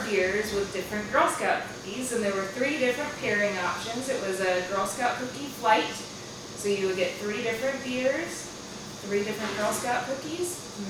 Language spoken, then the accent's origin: English; Daphne, Alabama, United States; I'm from Daphne.